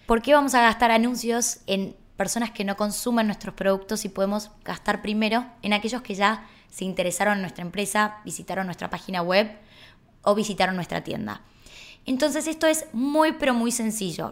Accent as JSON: {"language": "Spanish", "country": "Argentina", "said": "somos así los argentinos"}